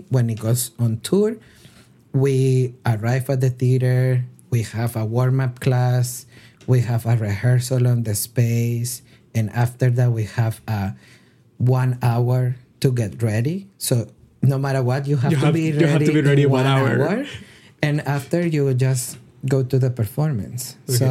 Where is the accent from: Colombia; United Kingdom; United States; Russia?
Colombia; moved away; I'm originally from Colombia